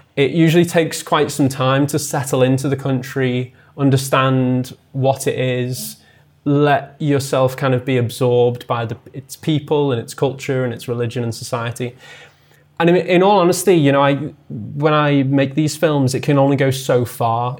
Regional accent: the Wirral, North West England, United Kingdom; I grew up on the Wirral, um, which is a small, it's a small peninsula just south of Liverpool

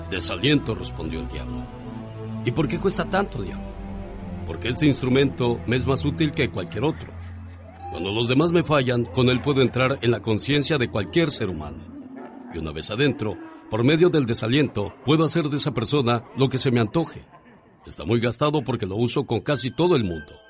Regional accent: Mexico; moved away; Sabe que yo siempre digo, un día salí de México, pero México nunca salió de mí.

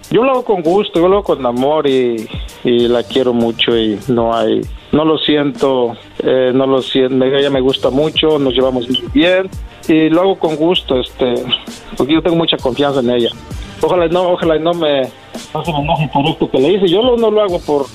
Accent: Mexico; yo soy de San Luis

